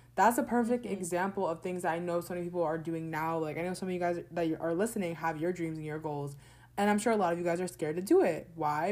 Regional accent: New Jersey, United States; also born or lived in Orlando, Florida; I grew up in New Jersey, but I feel like my second home is there in Florida

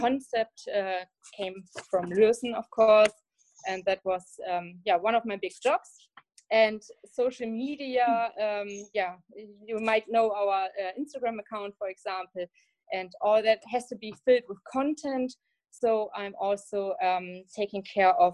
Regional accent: Germany; it's close to my hometown, the shipyard, and that's why I knew about Lürssen

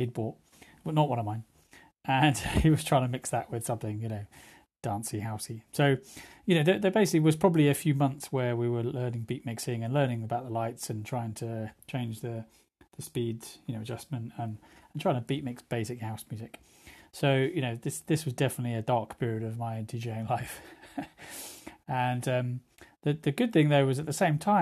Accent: High Wycombe, South East England, United Kingdom; Growing up in High Wycombe, we were very, very lucky

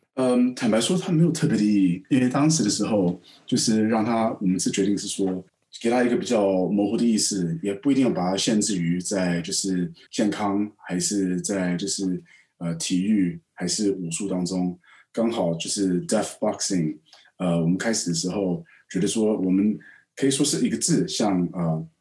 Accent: Taipei, Taiwan; also born or lived in United States / London / Hong Kong; now in Shanghai, China; 我在台北长大

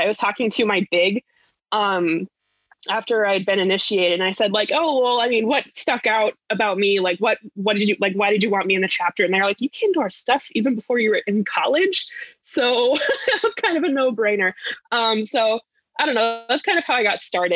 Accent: Laramie, Wyoming, United States; moved away as an adult; now in Minnesota, United States; I grew up in Laramie, Wyoming, which is where the University of Wyoming is

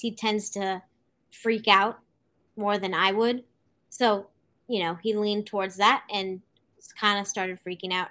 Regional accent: Santa Cruz, California, United States; I am from Santa Cruz, California.

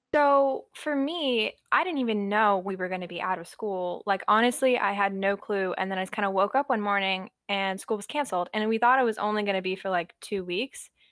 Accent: outside Columbia, small town in South Carolina, United States; I am from a small town in South Carolina, right outside of Columbia, the capital

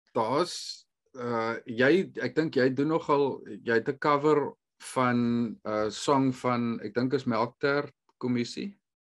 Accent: South Africa; moved away; ons as Suid-Afrikaners is moerse sosiale mense.

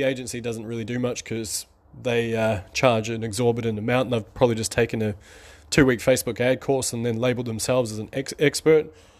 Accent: New Zealand; Or actually, I'm from New Zealand, so we have a black and white bird called a magpie.

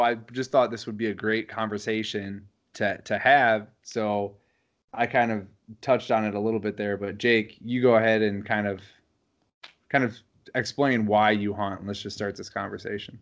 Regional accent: Wisconsin, United States; growing up in Wisconsin

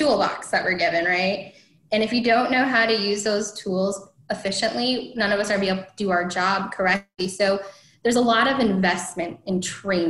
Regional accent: Northern Iowa, United States; I grew up in Northern Iowa

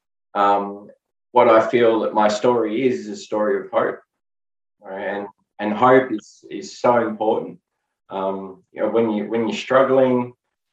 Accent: Melbourne, Victoria, Australia; I was born and raised in Melbourne, Australia.

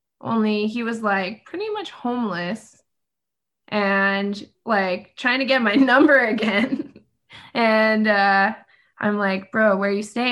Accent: New Mexico, United States; now in Denver, United States; I'm actually originally from New Mexico

